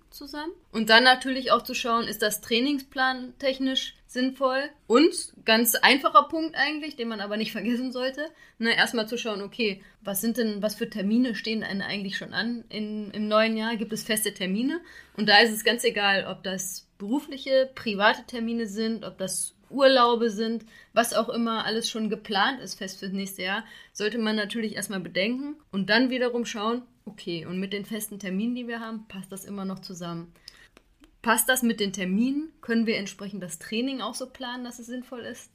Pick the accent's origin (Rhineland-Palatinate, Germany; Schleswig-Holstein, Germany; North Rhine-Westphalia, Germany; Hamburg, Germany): North Rhine-Westphalia, Germany; Xanten; in meiner Heimat, wo ich zur Schule gegangen, gegangen bin, in Xanten